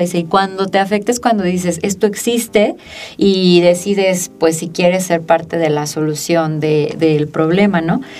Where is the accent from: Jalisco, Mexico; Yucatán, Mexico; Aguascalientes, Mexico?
Aguascalientes, Mexico; also born or lived in Mexico City; Yo tuve la oportunidad de estudiar desde la primaria hasta la maestría y la verdad es que el nivel educativo de las escuelas públicas en Aguascalientes es bastante bueno